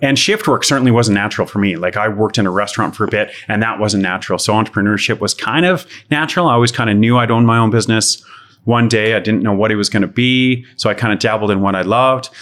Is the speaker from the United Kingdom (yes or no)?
no; Calgary, Alberta, Canada; born and raised in Calgary and, oh, had some fun in the youth around Southwest Calgary